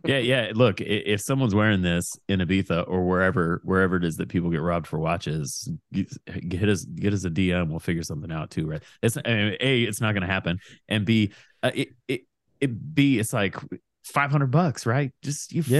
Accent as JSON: {"language": "English", "town": "Portland", "region": "Oregon", "country": "United States", "tie": "born or raised there", "said": "I grew up on Foster Road in Portland."}